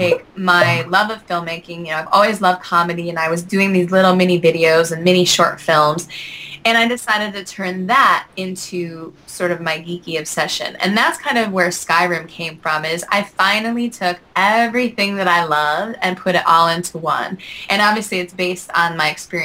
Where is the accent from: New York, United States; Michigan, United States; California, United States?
New York, United States; Salamanca; I grew up in Western New York in a very, very, very small town called Salamanca